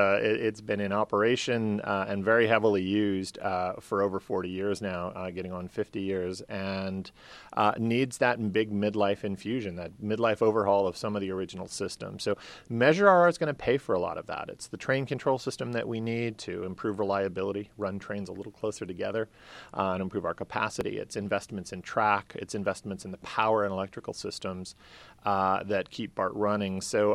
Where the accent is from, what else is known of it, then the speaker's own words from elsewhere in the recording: California, United States; also born or lived in Bay Area, United States; I grew up in Southern California, moved to the Bay Area in 1985, and just kind of fell in love with Berkeley, Oakland, San Francisco, the Bay Area cities